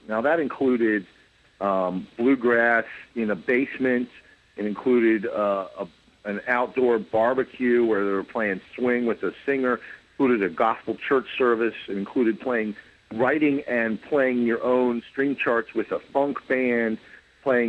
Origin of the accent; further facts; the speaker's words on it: Columbus, Ohio, United States; now in New York City, United States; lots of frequent trips to Columbus, Ohio, my hometown